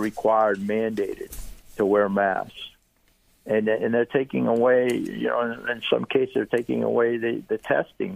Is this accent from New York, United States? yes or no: no; Tarpon Springs, Florida, United States; accent: Greek; I have a little bit of a Greek accent still. But even though I was born in Tarpon Springs, born and raised in Tarpon Springs